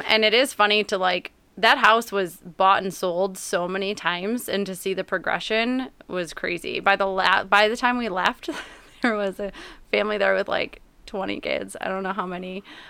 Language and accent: English; Ortonville, Michigan, United States; also born or lived in Ohio / Ferndale; I grew up in Ortonville.